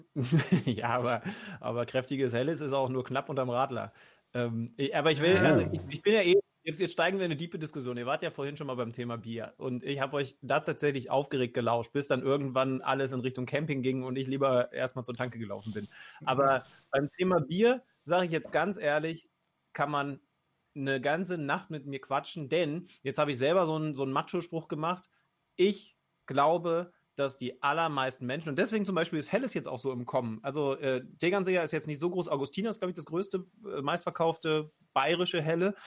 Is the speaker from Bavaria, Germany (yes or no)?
no; Lower Saxony, Germany; ich bin ja auch Niedersachse